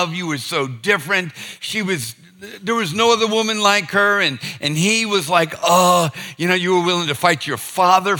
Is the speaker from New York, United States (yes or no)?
no; Boston, Massachusetts, United States; now in Charleston, United States; I'm from Boston